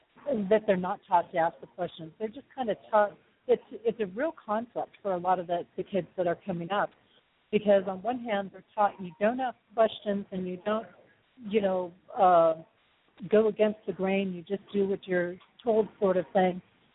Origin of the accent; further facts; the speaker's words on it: Texas, United States; born there; accent: southern; part of it was from when I was born in Texas, I carried over this southern accent, and instead of letting me have that southern accent, they put me into speech therapy stuff